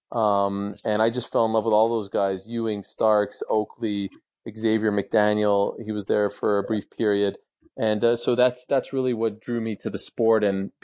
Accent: Montreal, Quebec, Canada; I grew up in Montreal

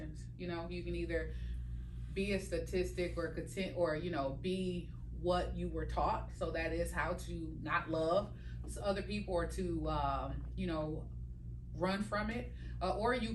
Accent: Milwaukee, Wisconsin, United States; Milwaukee, Wisconsin, born and raised

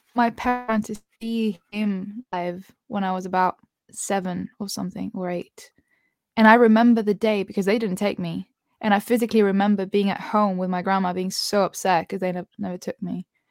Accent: Spain; moved away; I feel like I grew up in Spain

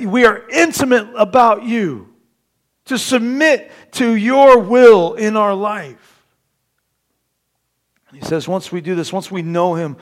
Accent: Terre Haute, Indiana, United States; moved away; I'm originally from Terre Haute, Indiana

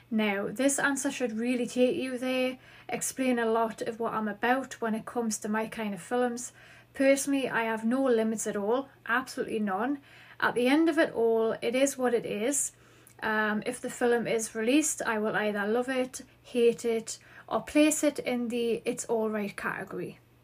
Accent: Newcastle upon Tyne, North East England, United Kingdom; accent: Geordie; I live in Newcastle upon Tyne in the northeast of England, in case you are unfamiliar. So, you may catch on to my Geordie accent. So, Yes, I do have the Geordie accent

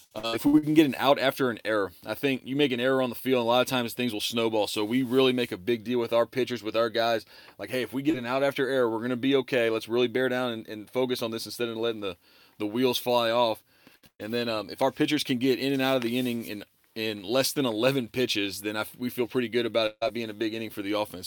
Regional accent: Baton Rouge, Louisiana, United States; moved away as an adult; also born or lived in Texas; went to Southern University for a year, which is in my hometown of Baton Rouge

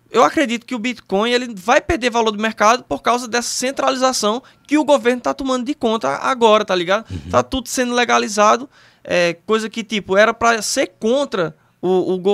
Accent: Northeast Region, Brazil; Cara, eu sou é, nordestino

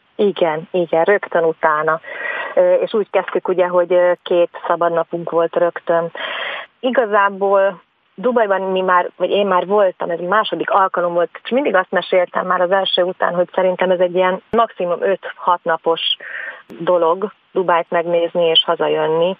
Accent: Szentendre, Pest, Hungary; ugye én Szentendrei vagyok

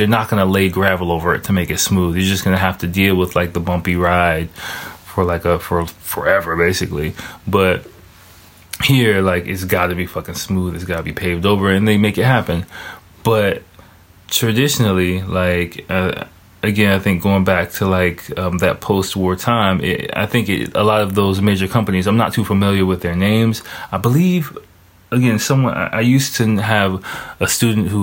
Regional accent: United States; now in Japan; my home country is America

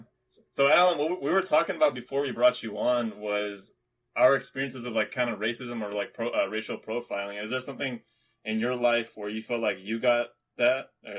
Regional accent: Philippines; I'm Filipino.

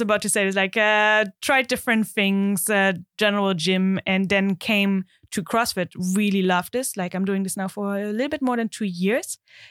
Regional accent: East Germany, Germany; English is a second language; now in Netherlands; I think you can hear I'm not Dutch. I'm German. I'm born and raised in Germany, in the east of Germany, in a small town there.

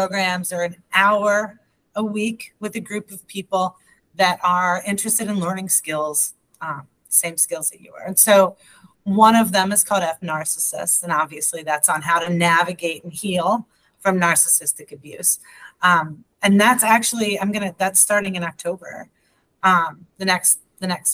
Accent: United States; first language English; also born or lived in Hamilton, Ohio; I am that American. I only speak English

